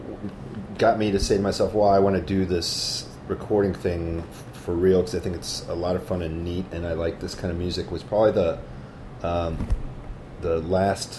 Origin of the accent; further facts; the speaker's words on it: Rockford, Illinois, United States; moved away as an adult; now in Chicago, United States; I grew up in Rockford, which is about 90 miles west of here